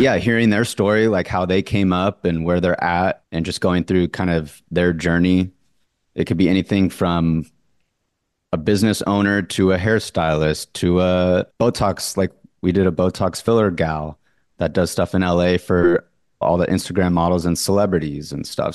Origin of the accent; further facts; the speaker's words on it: Orange County, California, United States; born and raised in Orange County, California, the Newport Beach, Laguna Beach lifestyle.